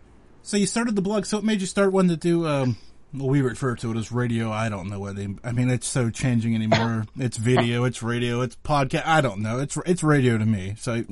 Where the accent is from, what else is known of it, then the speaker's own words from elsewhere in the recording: Pennsylvania, United States; I'm from Pennsylvania